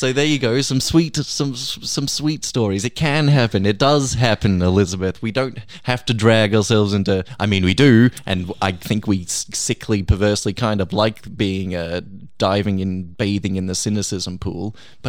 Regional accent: Canada; He's from the UK and I'm from Canada, but we were both backpacking.

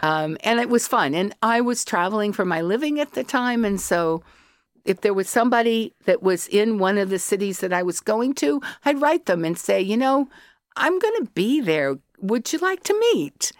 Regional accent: Colorado, United States; accent: yank; moved away as an adult; also born or lived in California; now in Ireland; I was born in California, but by the time I was four, I lived in Colorado. And I've been in Ireland twenty years

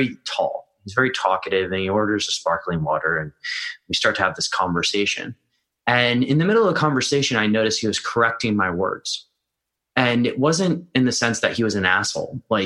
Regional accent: United States; moved away; I'm American

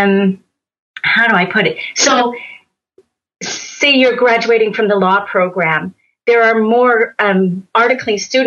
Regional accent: Montreal, Quebec, Canada; I'm from Montreal

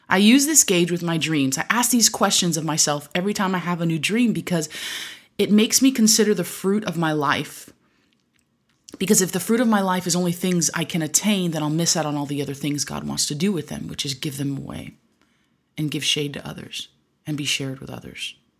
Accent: Michigan, United States; growing up in Michigan

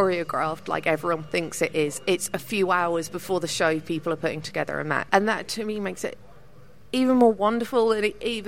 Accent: Norfolk, East of England, United Kingdom; I'm from Norfolk

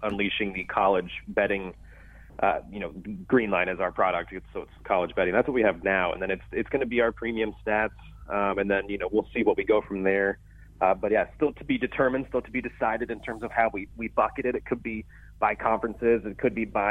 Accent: Florida, United States; moved away as an adult; also born or lived in Columbus; now in Cincinnati, United States; I've been in Florida the majority of my life

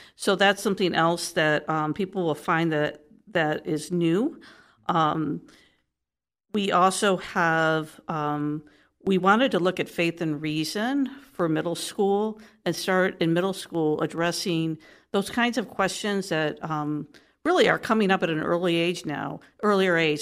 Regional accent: Detroit, Michigan, United States; moved away as an adult; also born or lived in Texas; now in Columbus, United States; I'm originally from the Midwest, so, you know, I'm a native Detroiter

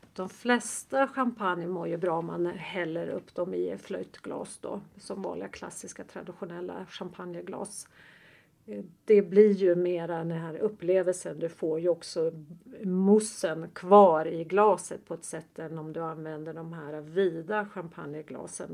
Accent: Östersund, Jämtland, Sweden; moved away; nästa vecka så kommer jag tillbaka till Östersund där jag är född

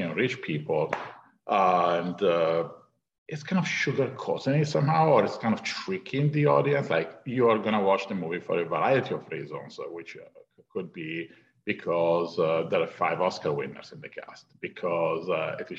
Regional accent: Italy; moved away as an adult; now in Los Angeles, United States; I wanted to leave Italy. I came from Europe. I moved to LA just to pursue a career in filmmaking

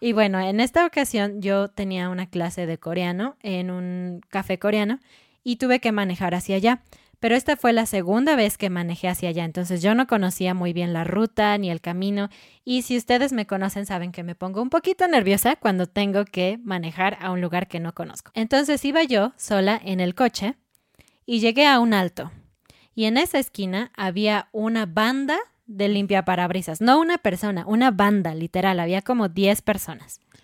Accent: Mexico; en México

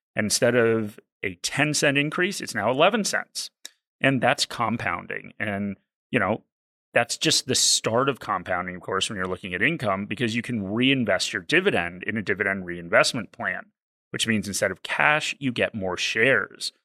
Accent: East Coast of the US, United States; I'm from the East Coast of the U S.

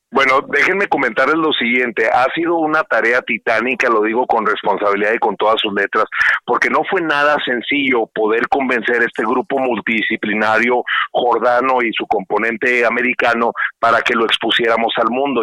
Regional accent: Ciudad Juárez, Chihuahua, Mexico; yo soy de Ciudad Juárez, soy chihuahuense

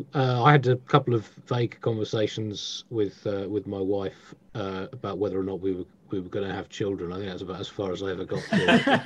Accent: Tunbridge Wells, South East England, United Kingdom; I grew up in Tunbridge Wells

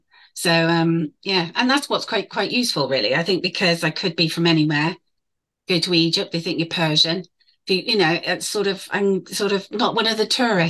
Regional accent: England, United Kingdom; I'm mixed race. And no, I'm not. I was born in England.

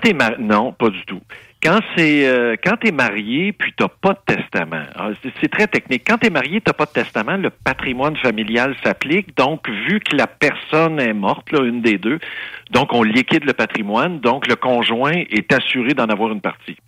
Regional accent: Saint-Jean-sur-Richelieu, Quebec, Canada; Ça, c'est ma, ville natale. Ça, c'est mon bled. Moi, je suis né sur la rue Longueuil à Saint-Jean-sur-Richelieu

